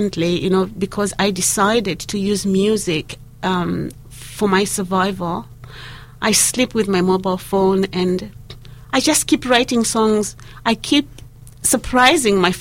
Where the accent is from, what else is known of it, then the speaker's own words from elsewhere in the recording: Barotseland, Western Province, Zambia; English is a second language; now in Dunedin, New Zealand; I was born in the Barotseland Kingdom. And I sang for our king and his court when I was 5.